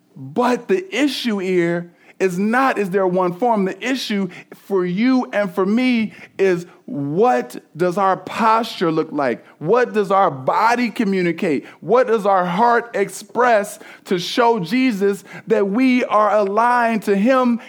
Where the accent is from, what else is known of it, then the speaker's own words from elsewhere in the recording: East Cleveland, Ohio, United States; I'm from East Cleveland originally, all, like, all black hood